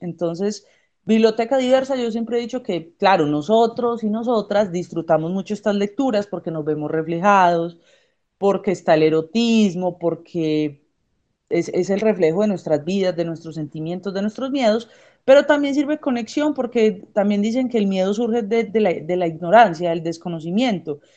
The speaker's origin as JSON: {"language": "Spanish", "country": "Colombia", "also_born_or_lived": "Medellín", "said": "ministra de Economía en mi país"}